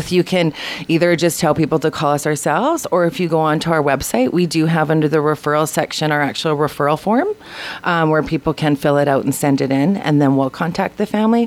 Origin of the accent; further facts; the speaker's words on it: Quesnel, British Columbia, Canada; now in Prince George, Canada; I'm from Quesnel, and there wasn't a lot of options there